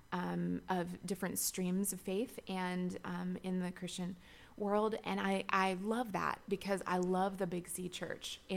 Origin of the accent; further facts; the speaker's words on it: Shenandoah Valley, Virginia, United States; moved away as an adult; also born or lived in Nashville, Tennessee; I grew up in the Shenandoah Valley of Virginia going to a Church of the Brethren